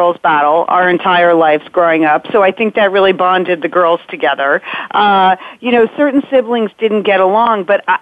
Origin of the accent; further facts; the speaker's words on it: Connecticut, United States; We grew up in Connecticut, a big Irish Catholic family